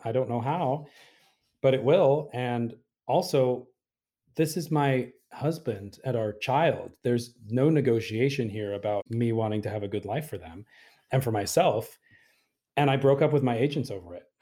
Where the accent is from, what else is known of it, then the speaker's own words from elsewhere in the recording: Utah, United States; moved away; when I was a kid growing up in Utah, I was the youngest of eight siblings